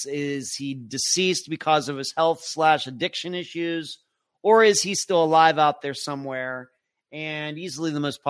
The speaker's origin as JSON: {"language": "English", "region": "Nelson", "country": "New Zealand", "said": "as I measured 8,150 miles away, I am from Nelson, New Zealand."}